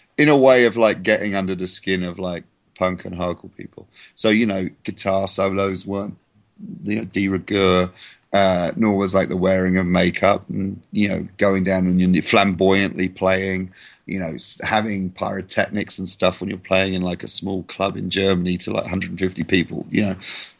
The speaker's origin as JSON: {"language": "English", "region": "England", "country": "United Kingdom", "said": "I'm English"}